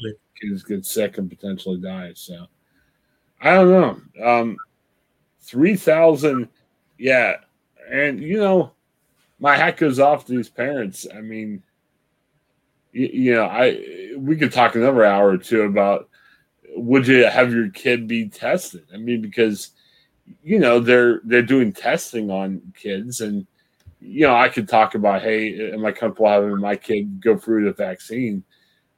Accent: United States; also born or lived in Columbus, Ohio; We're American

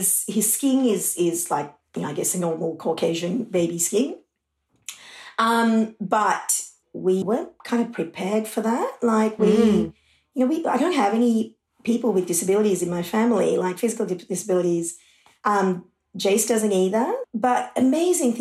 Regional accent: Sri Lanka; now in Australia; I grew up in Sri Lanka and that was during the war

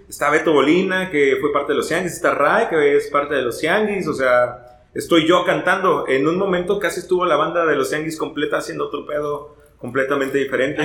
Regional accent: Martínez de la Torre, Veracruz, Mexico; now in Xalapa, Mexico; nací en el Hospital de las Monjas de Martínez de la Torre

